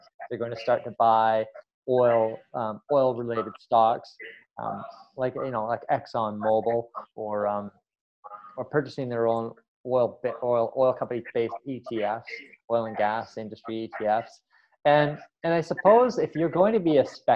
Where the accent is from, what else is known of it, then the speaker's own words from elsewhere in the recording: Canada; as a Canadian